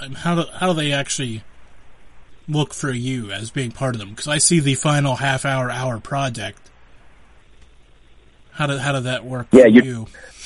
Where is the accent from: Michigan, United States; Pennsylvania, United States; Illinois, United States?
Pennsylvania, United States; Western; I'm from Western Pennsylvania, not necessarily the seafood capital of the world.